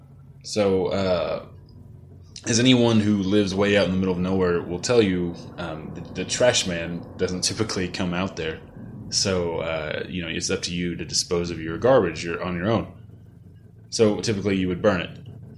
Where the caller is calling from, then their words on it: Dallas, Texas, United States; also born or lived in Missouri; I'm calling you from Dallas, Texas.